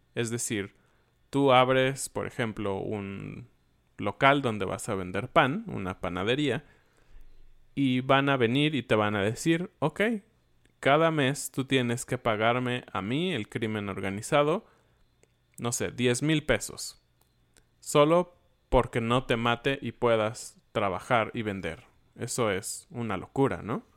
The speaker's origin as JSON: {"language": "Spanish", "country": "Mexico", "said": "los mexicanos"}